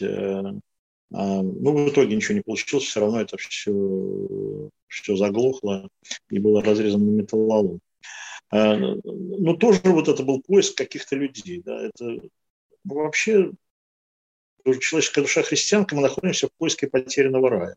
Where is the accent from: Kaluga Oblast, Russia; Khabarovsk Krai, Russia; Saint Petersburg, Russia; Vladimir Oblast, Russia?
Saint Petersburg, Russia; Я родился и жил всю жизнь в Ленинграде